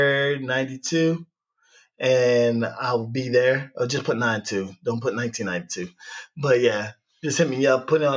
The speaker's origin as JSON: {"language": "English", "country": "United States", "tie": "born or raised there", "said": "growing up in America"}